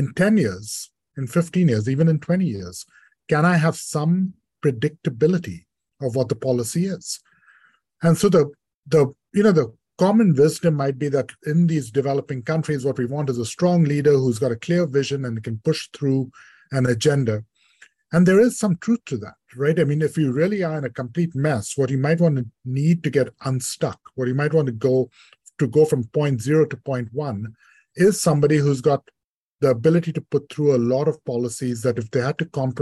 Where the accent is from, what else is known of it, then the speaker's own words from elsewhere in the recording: India; moved away; I grew up in India